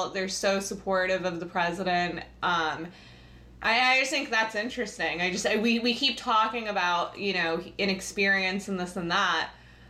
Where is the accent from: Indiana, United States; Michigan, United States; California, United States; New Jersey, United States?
Michigan, United States; moved away; I grew up in Michigan. I'm probably the only one who, you know, from the, you know, more of the middle of the country.